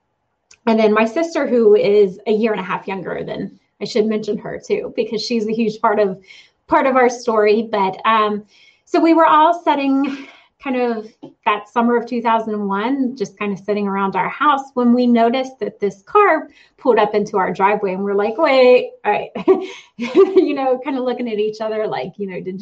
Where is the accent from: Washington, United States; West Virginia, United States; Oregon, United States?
West Virginia, United States; I grew up here in West Virginia, kind of a country person.